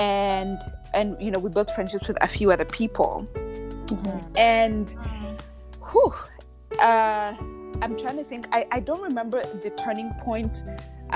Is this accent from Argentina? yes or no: no; Kenya; moved away; also born or lived in Alliston, Canada; I'm not Kenyan, but I grew up in Kenya.